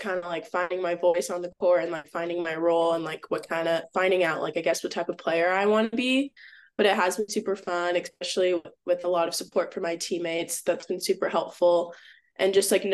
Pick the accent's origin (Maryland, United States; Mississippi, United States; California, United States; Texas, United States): Texas, United States; Austin; moved away as an adult; now in Atlanta, United States; I'm from Austin, so like that was my hometown too.